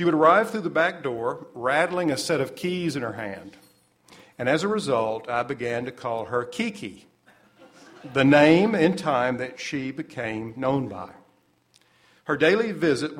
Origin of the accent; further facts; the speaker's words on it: United States; also born or lived in Little Rock, Arkansas / Tennessee; I was born in Little Rock. I spent an important part of my childhood in Tennessee.